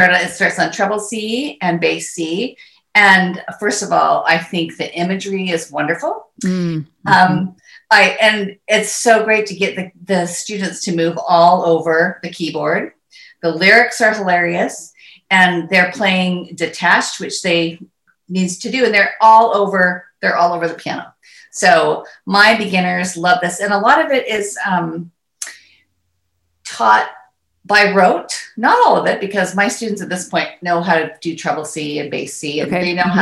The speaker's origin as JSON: {"language": "English", "region": "Northern California", "country": "United States", "tie": "born or raised there", "said": "I grew up in Northern California"}